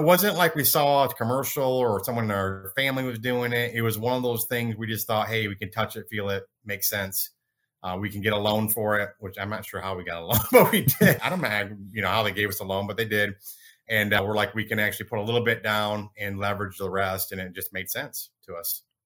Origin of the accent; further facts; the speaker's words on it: Michigan, United States; now in Dallas, United States; I grew up in Michigan. I'm in Dallas now.